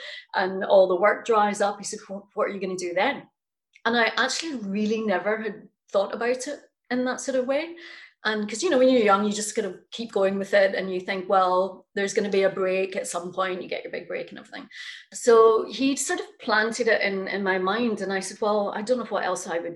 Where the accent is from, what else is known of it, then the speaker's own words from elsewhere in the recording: Scotland, United Kingdom; also born or lived in New York; I've been performing since I was very young, growing up in Scotland